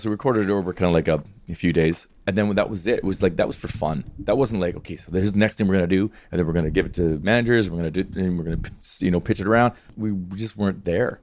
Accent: Hanna, Alberta, Canada; born or raised there

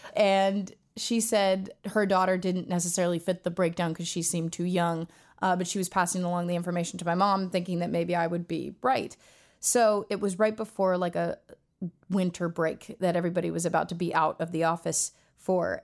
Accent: Los Angeles, California, United States; I was born and raised in Los Angeles, California. I was born in Tarzana, to be exact, and I've grown up here my whole life.

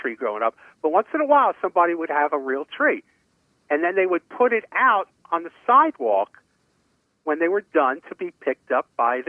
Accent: New York City, New York, United States; moved away; Here's my Christmas tree story about when I grew up in Brooklyn.

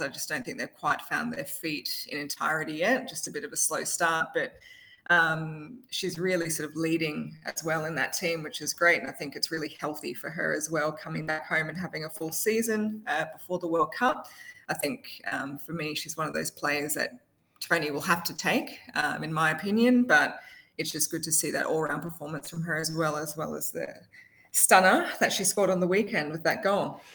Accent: Queensland, Australia; I'm a Queenslander

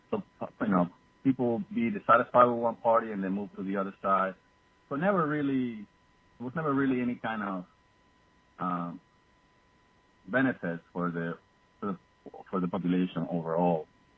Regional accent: Venezuela; now in Greenfield, Massachusetts, United States; I was born in Venezuela. I'm also an American citizen. I'm a Venezuelan American

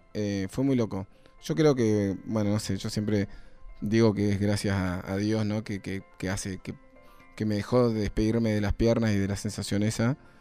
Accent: Neuquén, Argentina; Yo soy de Neuquén

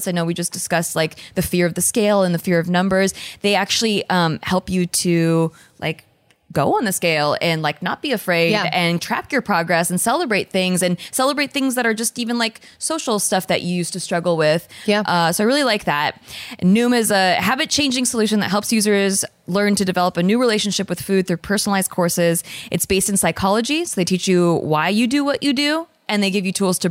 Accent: Philippines; I am Filipino

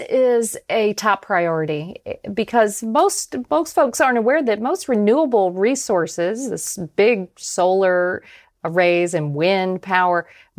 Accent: Tampa, Florida, United States; because my hometown of Tampa, Florida, just last week set an all-time high temperature record.

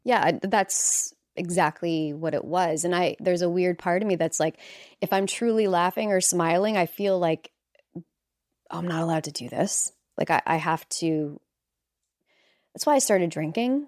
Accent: Canada; moved away as an adult; now in Los Angeles, United States; as a Canadian, uh, living in Los Angeles

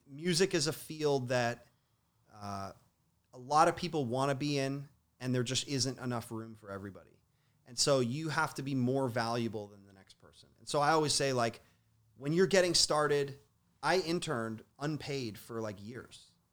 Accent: Toronto, Ontario, Canada; I grew up in Toronto

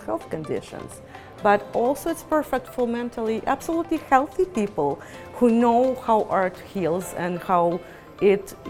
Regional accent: Ukraine; also born or lived in Israel; now in Canada; I grew up in Ukraine and I lived in Israel for many years, and I moved to Canada

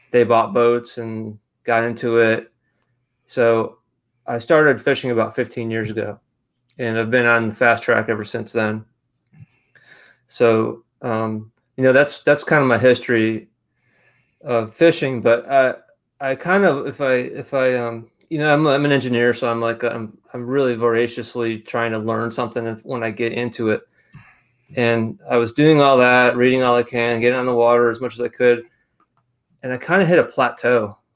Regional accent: Rochester, New York, United States; accent: mixture of Rochester, New York, and Charleston, South Carolina; now in Charleston, United States; I'm originally from Western New York. I've lived in, in Charleston for almost half my life, so I'm kind of a lot of people can't really they can't tell where I'm from by my accent because I have a mixture of Rochester, New York, and Charleston, South Carolina.

